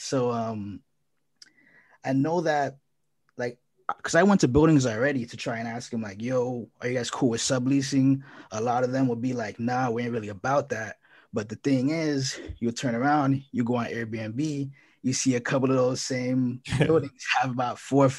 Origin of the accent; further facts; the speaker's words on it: Miami, Florida, United States; So I'm from Miami, and I peeped the last video that Alexia did.